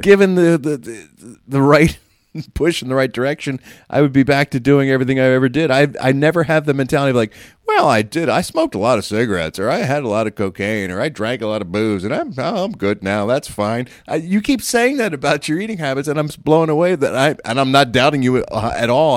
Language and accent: English; Philadelphia area, Pennsylvania, United States; born or raised there